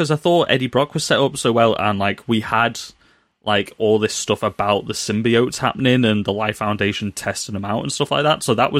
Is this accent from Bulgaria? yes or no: no; United Kingdom; Why are we doing bad British accents when we are British?